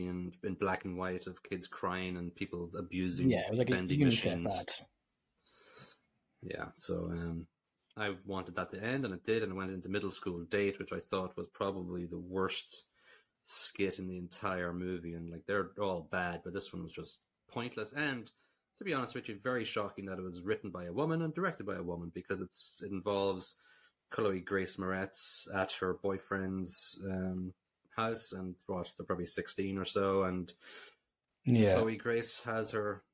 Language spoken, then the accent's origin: English; Ireland; as an Irish person